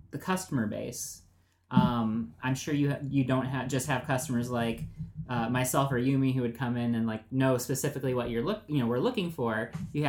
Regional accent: Phoenix, Arizona, United States; now in Los Angeles, United States; I come from Phoenix

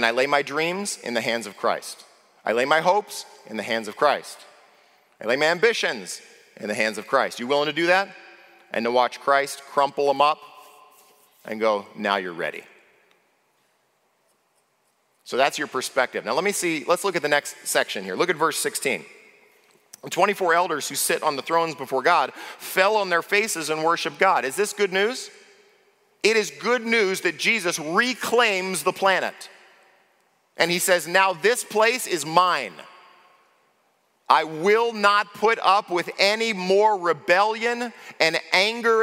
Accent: United States; as an American

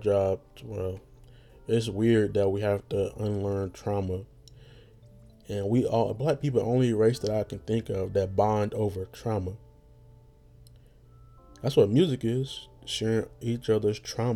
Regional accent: United States; being American

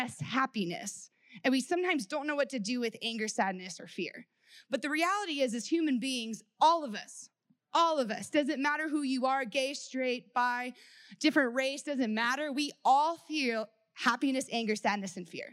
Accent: Texas, United States; I grew up in Texas, and I grew up in the Bible Belt

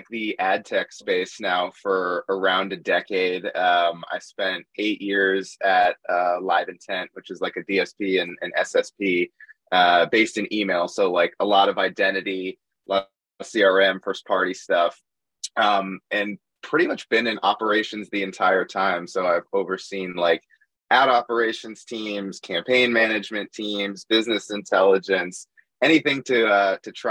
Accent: Boston, Massachusetts, United States; moved away as an adult; now in New York, United States; I grew up in Boston, so I'm a big Boston sports fan still

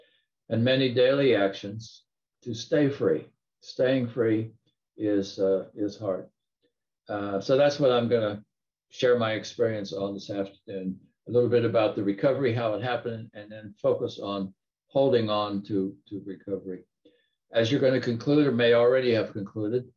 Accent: Appalachian Mountains, United States; moved away; I grew up in the Appalachian Mountains coal mining country, backcountry in the US.

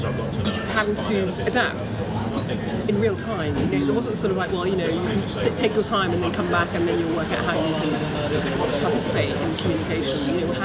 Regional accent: Brussels, Belgium; also born or lived in London; I was born in London, but I went to Brussels.

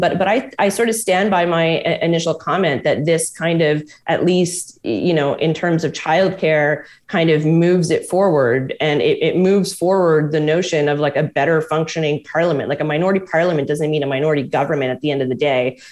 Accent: Quebec, Canada; I'm from Quebec

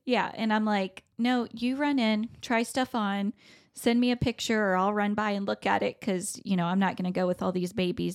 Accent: the South, United States; I'm from the South

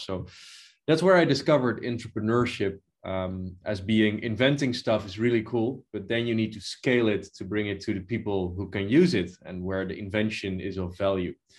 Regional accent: Netherlands; in the Netherlands where I was born

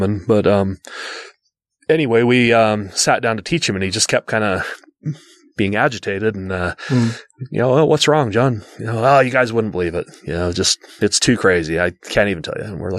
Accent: West Jordan, Utah, United States; growing up in West Jordan, Utah

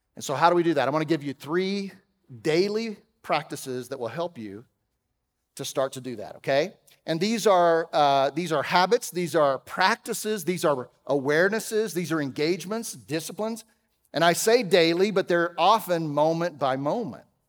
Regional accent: Texas, United States; I'm from Texas

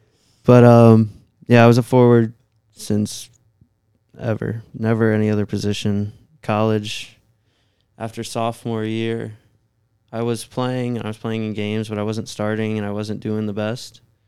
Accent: Staunton, Virginia, United States; I'm from Stanton, Virginia, so there's not really anything around there.

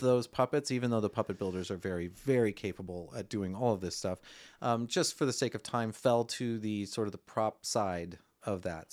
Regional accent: Milwaukee, Wisconsin, United States; moved away as an adult; also born or lived in Madison / Los Angeles; I'm originally from Wisconsin, Milwaukee

